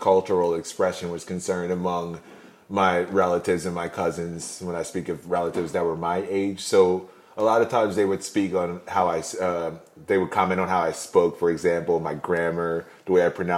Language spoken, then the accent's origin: English; Mount Laurel, New Jersey, United States; when I was growing up in Mount Laurel